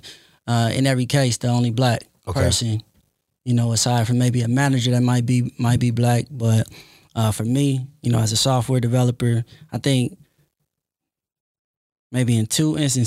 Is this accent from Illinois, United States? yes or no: no; Compton, California, United States; I'm originally from Compton, California.